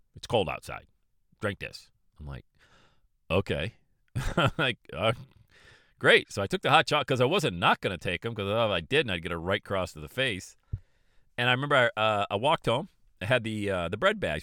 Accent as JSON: {"language": "English", "town": "Bradford", "region": "Pennsylvania", "country": "United States", "tie": "born or raised there", "said": "I grew up in Bradford, Pennsylvania, population eight thousand people"}